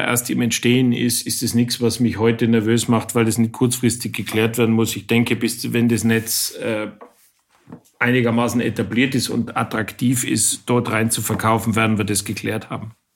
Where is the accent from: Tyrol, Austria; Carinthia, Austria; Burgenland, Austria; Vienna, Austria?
Tyrol, Austria; Innsbruck; now in Germany; ich bin Österreicher